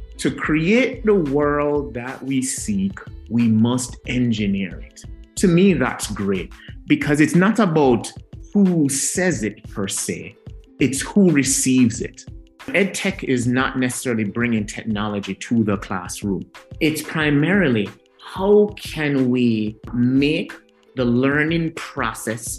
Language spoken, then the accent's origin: English; Jamaica; a little kid growing up in Jamaica, not Jamaica, Queens in New York, but Jamaica, the island itself